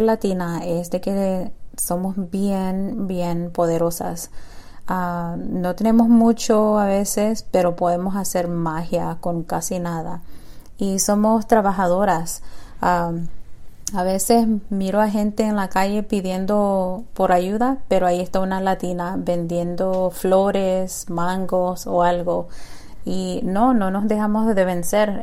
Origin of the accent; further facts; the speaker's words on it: Nicaragua; now in Maryland, United States; soy nicaragüense viviendo en Maryland.